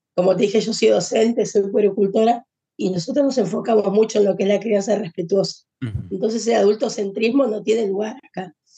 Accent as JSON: {"language": "Spanish", "region": "Buenos Aires", "country": "Argentina", "said": "Nosotros somos de Argentina, de Buenos Aires"}